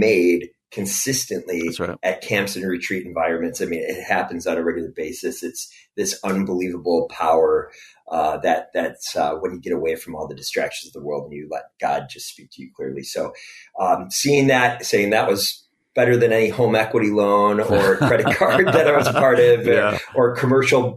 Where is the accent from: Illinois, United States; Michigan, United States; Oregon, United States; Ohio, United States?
Illinois, United States; DuPage County; I grew up in DuPage County area, so not too far from where you all are